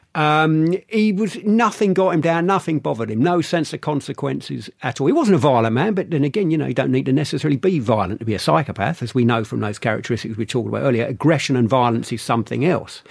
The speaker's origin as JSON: {"language": "English", "region": "London", "country": "United Kingdom", "tie": "born or raised there", "said": "I grew up in London"}